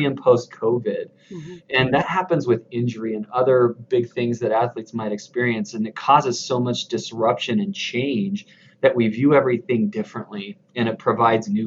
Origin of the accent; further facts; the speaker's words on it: the South and the desert Southwest, United States; now in Utah, United States; I grew up in the South and in the desert Southwest, but now I'm here raising my family in Utah